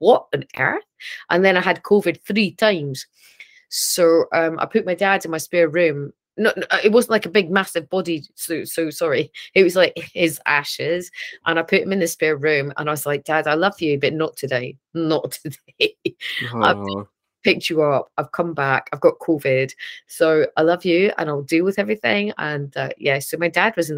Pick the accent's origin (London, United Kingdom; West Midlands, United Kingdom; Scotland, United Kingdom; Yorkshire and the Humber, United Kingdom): Scotland, United Kingdom; Edinburgh; accent: Scottish; I'm from Edinburgh